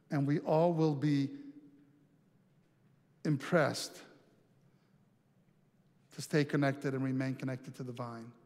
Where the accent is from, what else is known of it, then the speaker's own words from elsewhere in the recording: Montana, United States; I let me tell you, I'm from Montana, and next thing you know, we spend two and a half hours talking about her life.